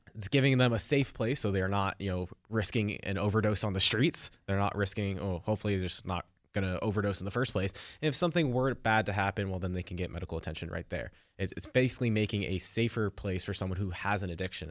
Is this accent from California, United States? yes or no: yes; Silicon Valley, California, United States; I grew up in Silicon Valley